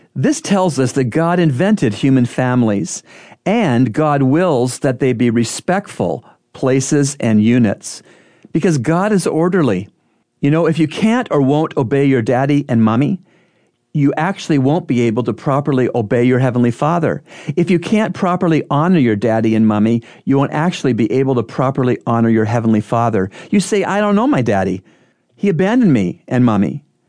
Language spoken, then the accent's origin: English; United States; I'm an American citizen